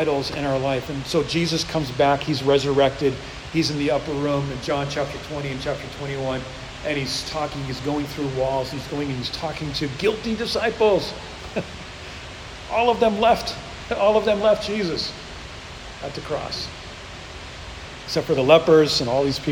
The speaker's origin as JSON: {"language": "English", "region": "the North", "country": "United States", "moved": "yes", "lives_now": "The Woodlands, Texas, United States", "said": "I'm from up north"}